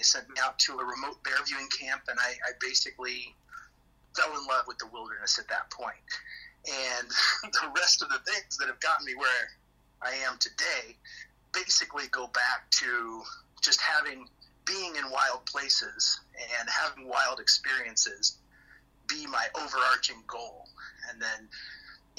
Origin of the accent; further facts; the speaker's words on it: Alaska, United States; I live here in Alaska. It's my hometown.